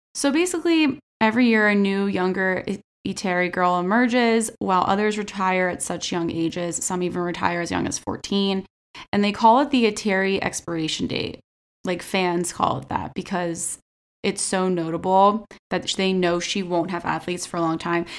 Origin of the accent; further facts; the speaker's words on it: United States; we're American